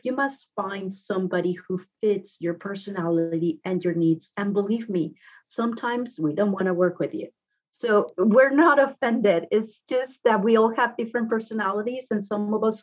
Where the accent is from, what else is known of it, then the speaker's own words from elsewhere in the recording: Guadalajara, Jalisco, Mexico; English is a second language; moved away as an adult; now in Redondo Beach, United States; I grew up in Mexico, original from Guadalajara